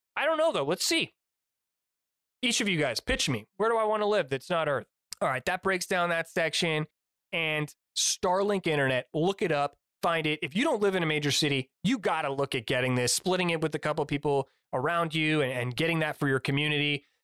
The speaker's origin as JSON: {"language": "English", "country": "United States", "said": "I'm an American through and through"}